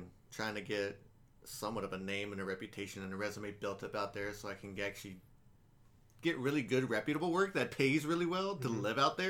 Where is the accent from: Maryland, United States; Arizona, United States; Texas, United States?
Texas, United States; Killeen; moved away; also born or lived in Austin, Texas; whenever they ask where I'm from, it's like, I'm just from Austin. Because you tell people Killeen, they're like, where the hell is that?